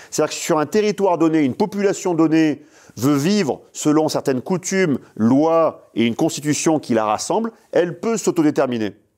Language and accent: French; La Seyne-sur-Mer, Provence-Alpes-Côte d'Azur, France; moved away; also born or lived in La Flèche, Sarthe; je suis né à la Seine-sur-Mer